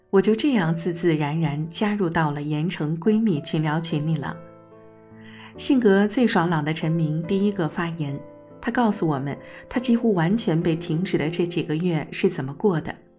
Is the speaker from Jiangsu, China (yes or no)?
yes; Jiangsu, China; moved away; 我也是江苏人的老乡